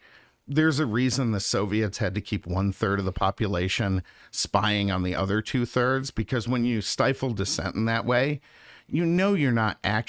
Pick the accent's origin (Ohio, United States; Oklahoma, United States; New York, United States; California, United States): New York, United States; Lake Placid; now in Phoenix, United States; I say New York, and everyone thinks glass towers and all that, but I'm from far upstate New York. So we were outside of Lake Placid, New York.